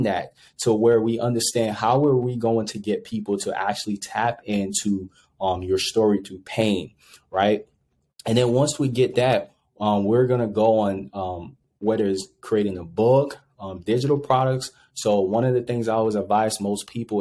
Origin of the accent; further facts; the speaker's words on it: Monrovia, Montserrado, Liberia; also born or lived in Ivory Coast; now in United States; originally I grew up in Monrovia, Liberia